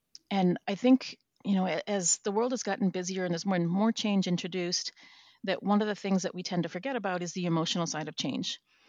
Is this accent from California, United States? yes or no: no; Minnesota, United States; also born or lived in Florida / New Zealand / Vancouver, Canada; now in Washington, United States; I'm originally from Minnesota, but I've lived kind of around different places. I moved to Florida for a while and then New Zealand and then Vancouver, Canada.